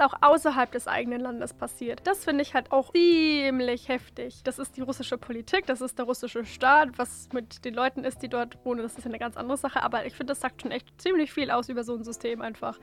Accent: Franconia, Bavaria, Germany; bei uns in Franken

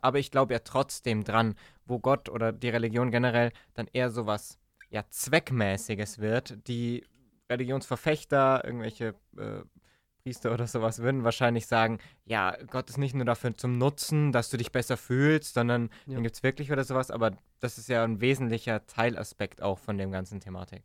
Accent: Germany

